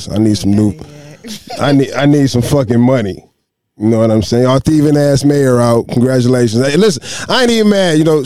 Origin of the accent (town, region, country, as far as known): Detroit, Michigan, United States